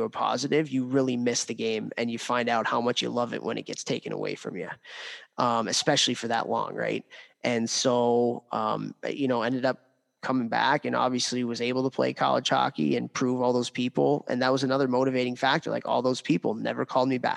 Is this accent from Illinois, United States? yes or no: yes; Chicago, Illinois, United States; guy that I grew up playing with in Chicago